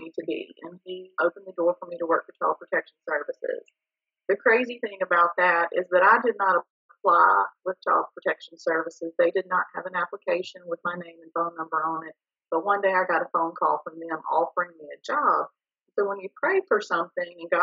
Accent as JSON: {"language": "English", "town": "Bruce", "region": "Mississippi", "country": "United States", "moved": "as an adult", "lives_now": "Jackson, United States", "said": "I am from the Jackson area, originally from North Mississippi"}